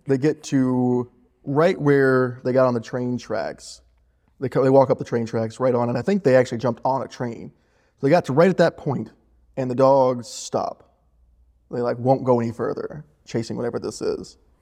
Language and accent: English; Unicoi County, Tennessee, United States; also born or lived in Louisville, Kentucky / Blountville, Tennessee / Denver, Colorado; moved to the Unicoi, ten, and then graduated from there at eighteen